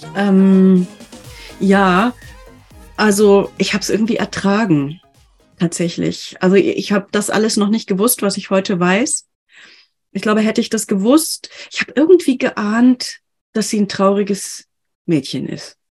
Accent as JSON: {"language": "German", "region": "Bavaria", "country": "Germany", "said": "ich komme ja aus Bayern"}